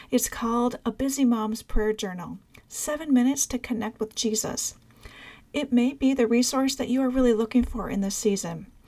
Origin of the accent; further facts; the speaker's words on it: Peru; now in United States; I'm from Peru, living